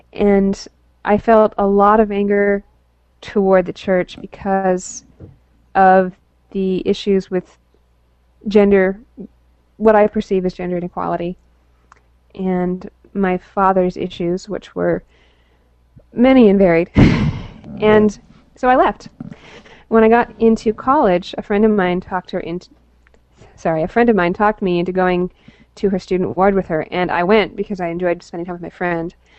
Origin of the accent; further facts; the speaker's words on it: Salt Lake City, Utah, United States; I was born in Salt Lake City